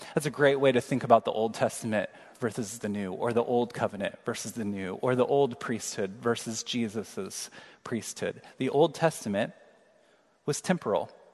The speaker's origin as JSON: {"language": "English", "town": "Kansas City", "region": "Missouri", "country": "United States", "tie": "born or raised there", "moved": "yes", "said": "we just traveled back to my hometown, Kansas City, for uh, first cousin's wedding this weekend"}